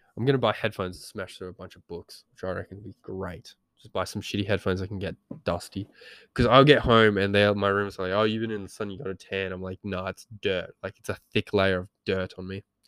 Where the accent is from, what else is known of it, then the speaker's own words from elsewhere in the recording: Geraldton, Western Australia, Australia; we grew up in Geraldton